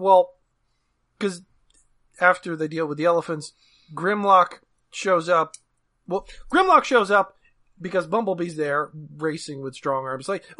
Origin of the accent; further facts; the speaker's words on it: New Jersey, United States; I'm from Jersey.